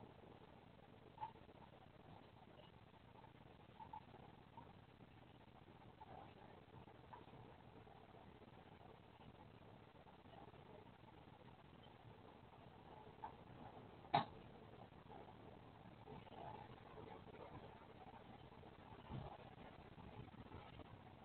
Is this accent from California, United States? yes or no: yes; California, United States; I'm fine being the Californian.